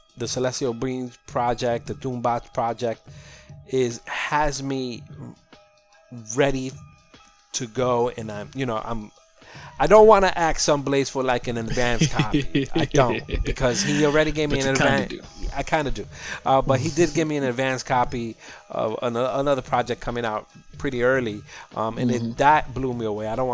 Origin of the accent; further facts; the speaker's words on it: New York City, New York, United States; I'm from Sunset Park, Brooklyn.